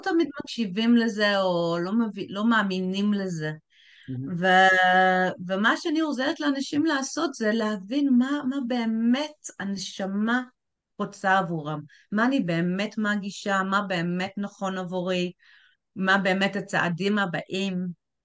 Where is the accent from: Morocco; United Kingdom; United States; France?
United Kingdom; England; also born or lived in Tel Aviv, Israel; now in Israel; בתור בריטית שמגיעה לארץ